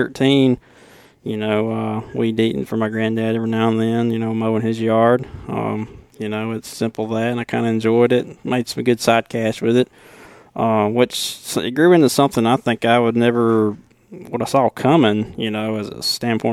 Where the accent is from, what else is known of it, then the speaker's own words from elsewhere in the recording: Killen, Alabama, United States; accent: deep southern, Alabama accent; I'm from Bama